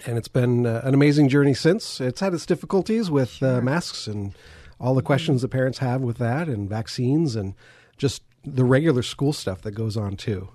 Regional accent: Lancaster, California, United States; born and raised in Lancaster, California

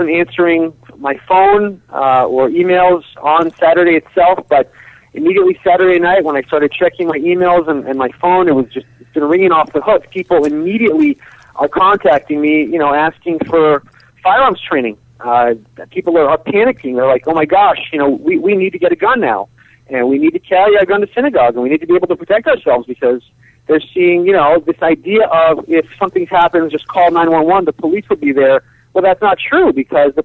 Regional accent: Kiryat Arba, Israel; moved away as an adult; now in United States; I grew up in Israel in the settlement of Kiryat Arba, which is next to Hebron in the West Bank.

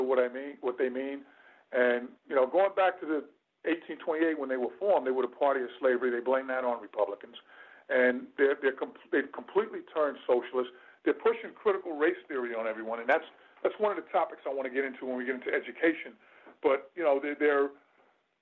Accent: New York City, New York, United States; I'm also a native New Yorker. I was born in Queens General Hospital, way back when in 1965

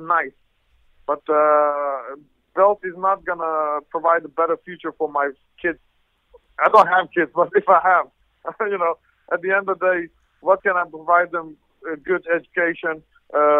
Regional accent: Netherlands; also born or lived in Iran; I'm from Holland. I was born in Iran, Armenian parents

